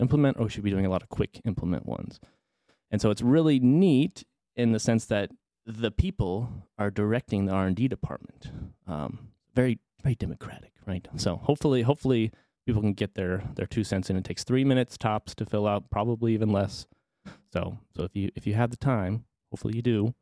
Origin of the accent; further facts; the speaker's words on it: Arlington, Texas, United States; I'm from Arlington, but I didn't really venture, right, right between Dallas and Fort Worth, I didn't really venture too far outside of that, just kinda stayed at my home base as a, as a kiddo